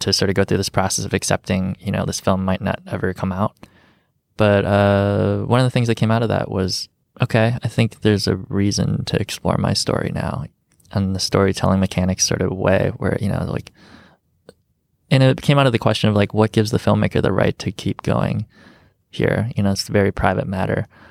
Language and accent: English; Rockford, Illinois, United States; also born or lived in Chicago; growing up in Rockford